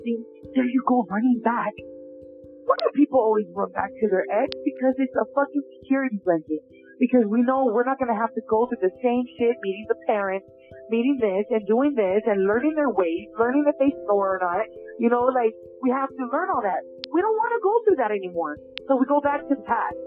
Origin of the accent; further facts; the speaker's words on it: Los Angeles, California, United States; I grew up in North Hollywood